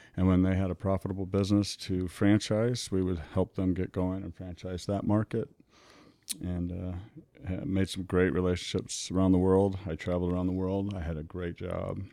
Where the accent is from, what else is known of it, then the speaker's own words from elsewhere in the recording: Omaha, Nebraska, United States; born and raised in Omaha